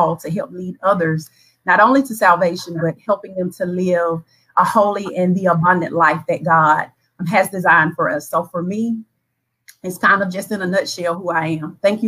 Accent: Crawfordville, Georgia, United States; moved away as an adult; now in Thomson, United States; Originally from Crawfordville, Tolliver County. I currently reside in McDuffie County here in Thompson, Georgia.

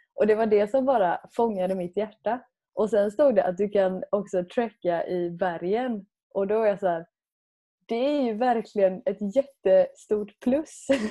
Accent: Sweden; som själv svensk

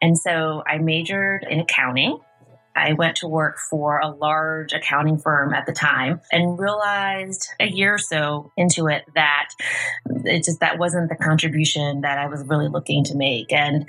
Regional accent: Tarrytown, New York, United States; also born or lived in Yonkers; I grew up here in Tarrytown. I was born in Yonkers, St. John's Riverside Hospital. And I grew up here in Tarrytown with my mom and my grandparents. I'm Westchester born and raised.

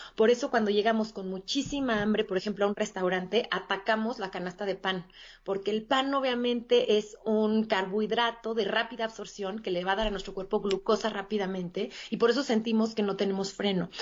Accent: Mexico City, Mexico; yo soy de la Ciudad de México y aquí radico

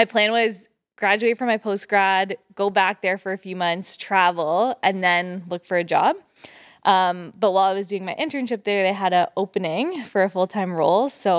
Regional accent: Bolton, Ontario, Canada; So I grew up in Bolton, Caledon area.

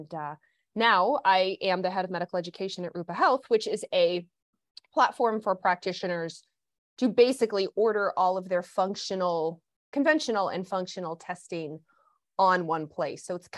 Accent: Kentucky, United States; I was despite the lack of accent, I grew up in Kentucky.

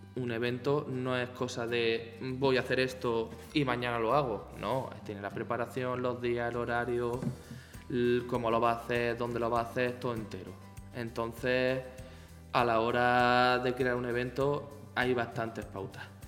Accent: Almería, Andalusia, Spain; moved away as an adult; now in Seville, Spain; soy de Almería, ¿vale? Y yo vine aquí a Sevilla hace nueve años.

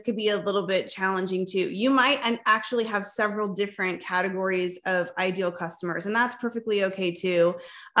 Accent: Palm Springs, California, United States; also born or lived in Nebraska; now in Arizona, United States; I was actually born in Nebraska, but I grew up in Southern California in the desert, Palm Springs area

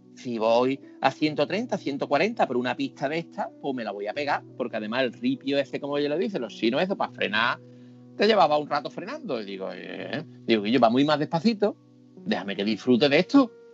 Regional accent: Seville, Andalusia, Spain; soy de Sevilla

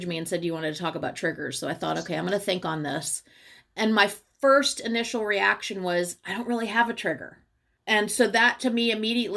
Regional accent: Charleston, South Carolina, United States; now in New Orleans, United States; I grew up on Folly Beach in Charleston

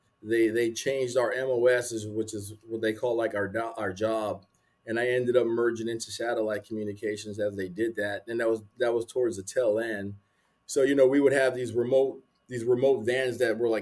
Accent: San Antonio, Texas, United States; also born or lived in Arizona; I'm from San Antonio.

